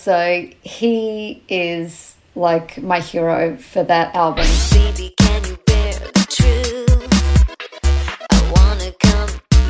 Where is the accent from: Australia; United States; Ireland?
Australia; now in United Kingdom; when I came from Australia to the UK with my album